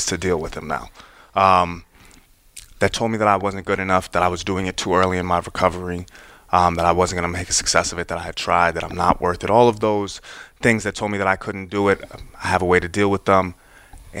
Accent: Westport, Connecticut, United States; also born or lived in New York City; I grew up in Fairfield County. It's where my parents live. I was born in New York City, moved to Westport when I was 5.

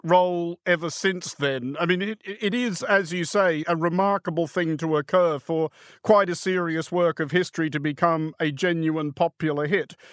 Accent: Australia; as an Australian that I do have a very different view of the world that comes a lot from the geography of where I come from

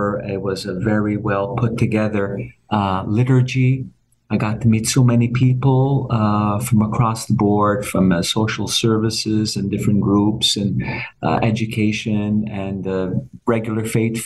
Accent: Montreal, Quebec, Canada; moved away as an adult; now in Toronto, Canada; it's where I was born and raised. Of course, it's always, I'm also from Montreal

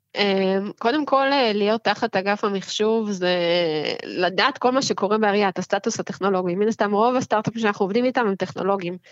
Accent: Herzliya, Tel Aviv District, Israel; ובעיר שאני אוהבת, שגדלתי בה

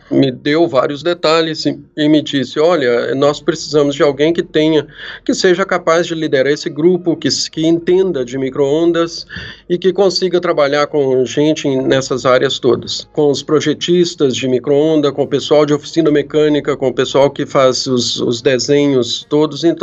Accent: Brazil; Olha, é claro, eu sou brasileiro, né?

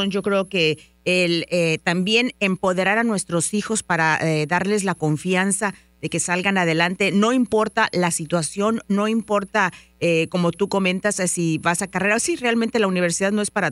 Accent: Mexico; now in Dallas, United States; Muchas veces cuando venimos de México, que no hablamos el idioma, nos sentimos como un poquito intimidados a ir a la escuela, a hablar con los maestros.

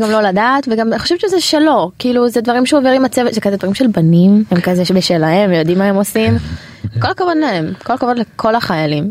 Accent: Israel; also born or lived in Canada; אנחנו נולדנו פה, אמא שלי אה. נולדה בארץ, אבל אבא שלי עלה... לפני 30 שנה, 31 שנה, יש לי אחות בת 30, אח בן 26, וגדלנו בארץ

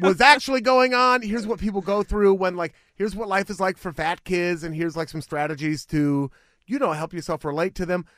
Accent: Beaverton, Oregon, United States; This is the city that raised me. Beaverton is the city where I was born.

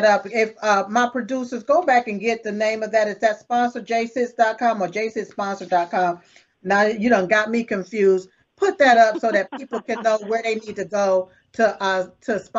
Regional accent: North Carolina, United States; we're going to North Carolina, my hometown.

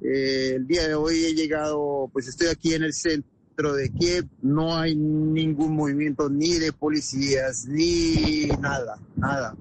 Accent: Colombia; now in Ukraine; siendo colombiano de pura raza.

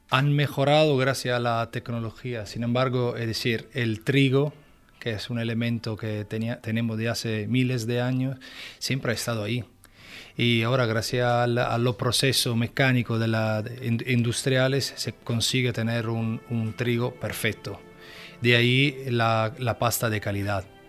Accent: Italy; Spanish is a second language; moved away

